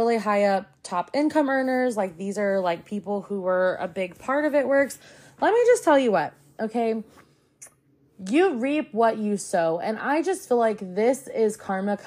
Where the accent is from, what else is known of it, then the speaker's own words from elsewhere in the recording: the South, United States; I grew up in the South